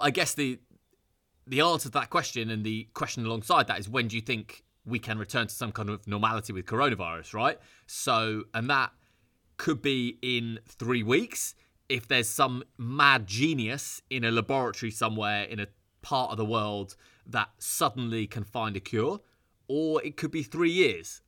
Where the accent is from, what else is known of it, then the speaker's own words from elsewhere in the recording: United Kingdom; I'm British, and I just felt I need to get back to Britain.